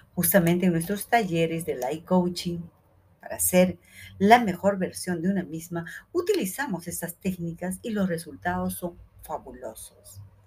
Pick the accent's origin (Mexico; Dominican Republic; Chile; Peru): Peru; en Perú, en mi país